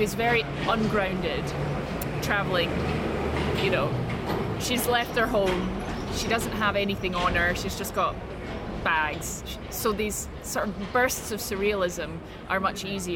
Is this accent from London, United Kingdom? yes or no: no; Paisley, Scotland, United Kingdom; I was born near Glasgow, so I've got a little bit of pride. I was born in Paisley